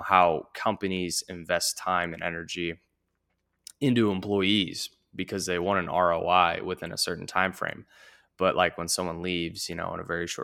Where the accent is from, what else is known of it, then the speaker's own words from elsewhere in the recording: St. Louis, Missouri, United States; I'm from St. Louis